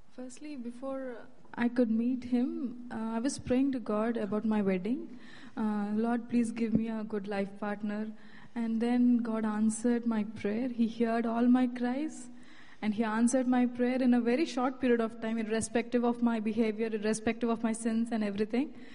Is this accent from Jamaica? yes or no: no; India; moved away as an adult; I'm from India.